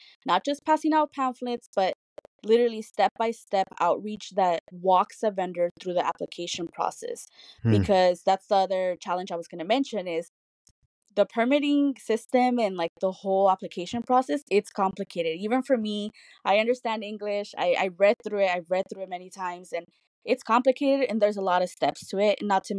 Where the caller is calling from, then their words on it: Santa Ana, California, United States; Today, I'm actually calling from my house. I work in Los Angeles, but I stay in Santa Ana. I am a proud Santa Ana resident.